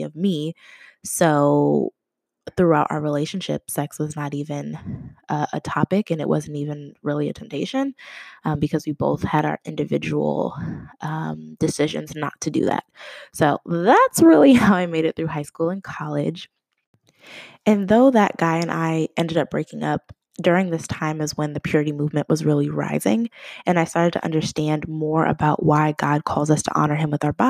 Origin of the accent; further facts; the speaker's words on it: Boston, Massachusetts, United States; also born or lived in New Jersey; now in Indianapolis, United States; I'm originally from Boston